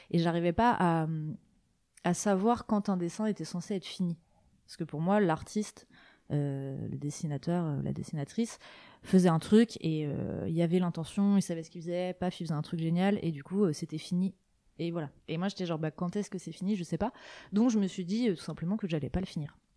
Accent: Côtes-d'Armor, Brittany, France; je suis née en Bretagne, euh, dans les Côtes d'Armor, et j'ai vécu toute ma vie en Bretagne qui est un endroit que j'aime beaucoup et que je n'ai pas l'intention de, quitter.

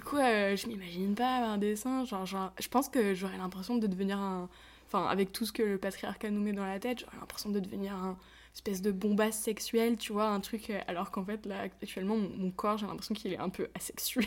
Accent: a small mountain village near Annecy, Auvergne-Rhône-Alpes, France; j'ai grandi perdu, perdu, perdu dans les montagnes, euh, dans une toute petite, dans un tout petit village

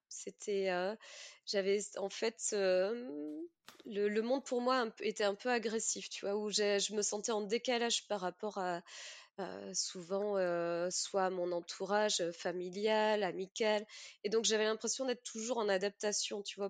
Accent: Mimizan, Nouvelle-Aquitaine, France; moved away; also born or lived in Australia; Alors moi, j'ai grandi à Mimizan, donc Mimizan et Contis, une petite ville des Landes en bord de mer

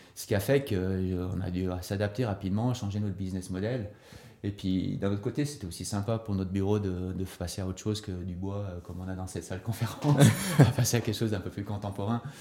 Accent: Sierre, Valais, Switzerland; also born or lived in Lausanne; now in Nendaz, Switzerland; originaire quand même du Valais, de Sierre, euh, installé à Nanda par euh, mon épouse Denise, qui est Nandette

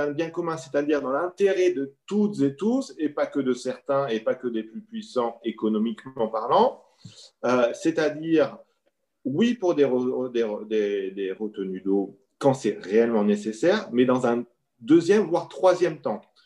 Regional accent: France; chez nous en France

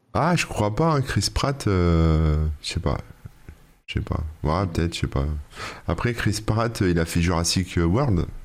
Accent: France; nous en tant que Français

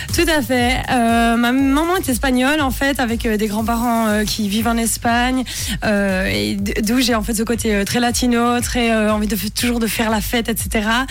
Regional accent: Bonfol, Jura, Switzerland; moved away; also born or lived in Moutier; Je suis originaire de Bonfol, qui est dans le Jura, mais je suis né à Moutier

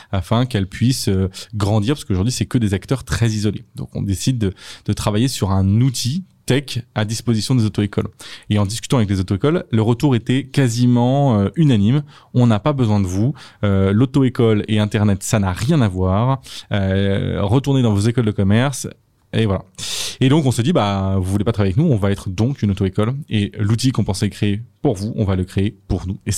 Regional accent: Châteauroux, Centre-Val de Loire, France; born there; Moi, je suis né à Châteauroux et j'ai passé mon permis à Châteauroux.

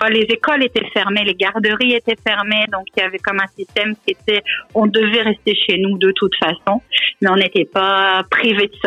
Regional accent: France; accent: French; now in Canada; j'ai toujours un bel accent bien français. mais pour les Français, il semblerait que j'ai un accent euh, canadien qui s'installe.

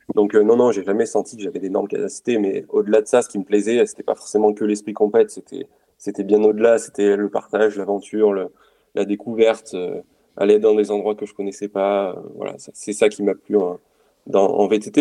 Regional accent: Romagnat, Auvergne-Rhône-Alpes, France; je suis un Auvergnat pure souche, j'ai grandi juste à côté de Clermont-Ferrand donc euh, à Romagna précisément

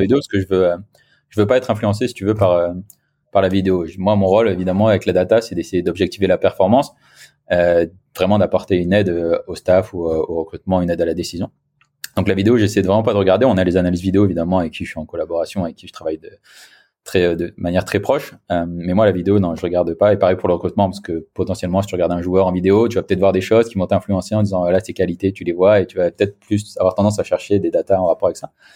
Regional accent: the Nord, Hauts-de-France, France; moved away as an adult; also born or lived in Brittany / Paris; now in Nice, France; je suis originaire du Nord, moi, à la base

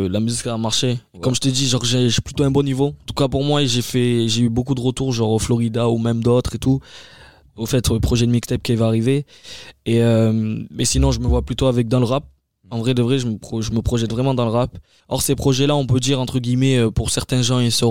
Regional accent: France; Parce que je suis français, hein, je suis fier d'être français et tout.

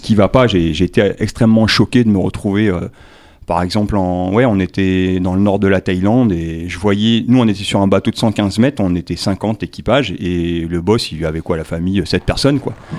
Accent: New Caledonia; also born or lived in Tahiti; je suis né à Tahiti, je suis calédonien, j'ai grandi ici.

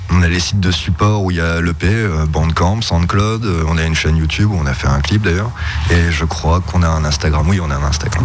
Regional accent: Strasbourg, Grand Est, France

